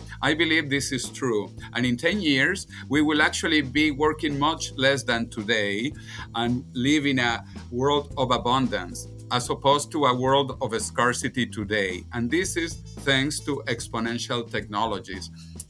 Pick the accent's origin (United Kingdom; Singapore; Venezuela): Venezuela; And I am originally from Venezuela, even though my parents left Spain when Spain was a dictatorship and poor, and moved to Venezuela when Venezuela was rich and a democracy.